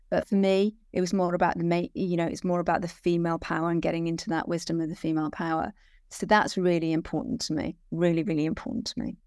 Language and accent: English; Wales, United Kingdom; I'm, I'm born and bred Welsh, so I'm Welsh